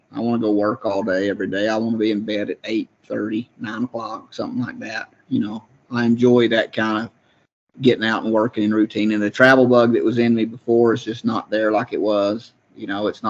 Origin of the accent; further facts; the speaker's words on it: Georgia, United States; I'm from Georgia